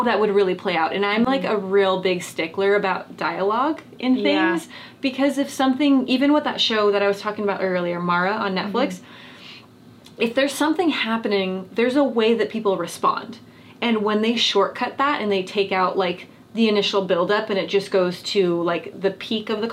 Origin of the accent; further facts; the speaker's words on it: California, United States; living and growing up in California